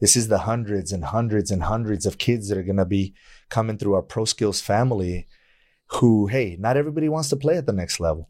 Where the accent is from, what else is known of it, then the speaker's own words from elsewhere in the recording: El Paso, Texas, United States; I grew up in El Paso